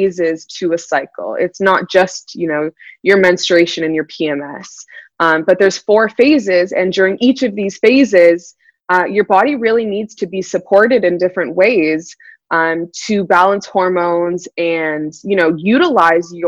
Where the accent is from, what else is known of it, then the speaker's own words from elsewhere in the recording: Toronto, Ontario, Canada; also born or lived in California; I'm originally from Toronto, Ontario in Canada. And I'm based out of there